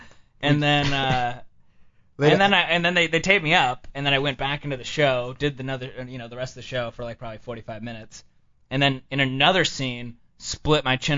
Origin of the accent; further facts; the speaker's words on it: San Diego, California, United States; San Diego.